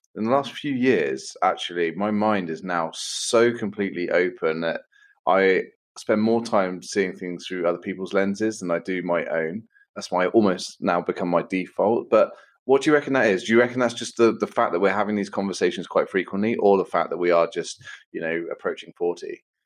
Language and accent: English; Bournemouth, South West England, United Kingdom; I was brought up in Bournemouth